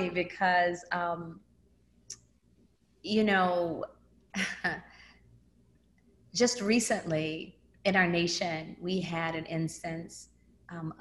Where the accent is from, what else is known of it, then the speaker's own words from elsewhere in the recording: Memphis, Tennessee, United States; I grew up in Memphis, Tennessee. I moved there when I was 5.